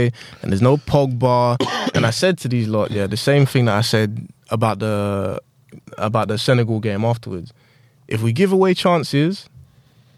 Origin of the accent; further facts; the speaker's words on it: London, United Kingdom; we're from London, innit?